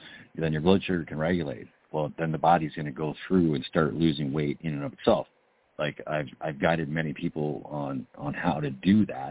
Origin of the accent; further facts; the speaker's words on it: Canada; I'm from Canada